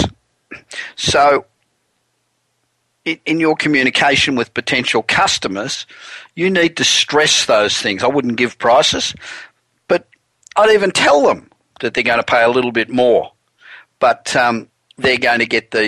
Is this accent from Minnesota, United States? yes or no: no; Los Angeles, California, United States; we're coming to you this week from my hometown of Los Angeles